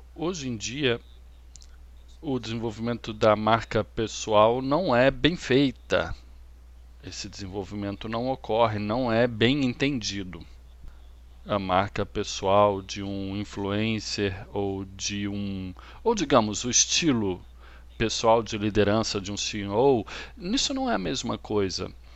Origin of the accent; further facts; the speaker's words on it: Australia; Eu sou australiano e moro em Sydney